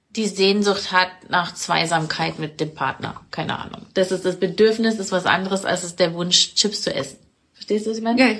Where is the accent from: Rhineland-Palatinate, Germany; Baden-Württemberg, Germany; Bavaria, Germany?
Bavaria, Germany; Munich; Wir sind gerade in Landshut, bei mir. Und ich komme aus München. Ich kann nicht sagen, wo ich herkomme. Ich habe immer das Gefühl, ich komme aus der Welt.